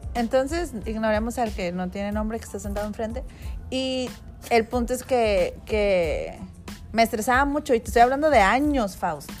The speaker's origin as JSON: {"language": "Spanish", "town": "Tijuana", "region": "Baja California", "country": "Mexico", "said": "Soy de Tijuana"}